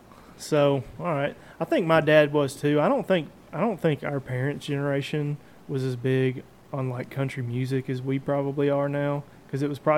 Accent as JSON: {"language": "English", "town": "Mount Juliet", "region": "Tennessee", "country": "United States", "tie": "born or raised there", "said": "Mount Juliet is nice. I grew up in Mount Juliet."}